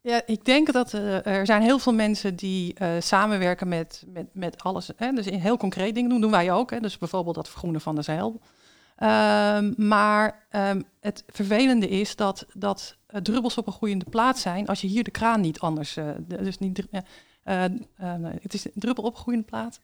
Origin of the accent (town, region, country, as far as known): Netherlands